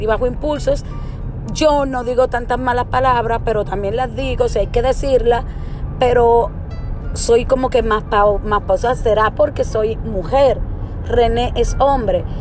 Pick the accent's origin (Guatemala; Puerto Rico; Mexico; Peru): Puerto Rico; moved away; uno como puertorriqueño o como persona que ha vivido en Puerto Rico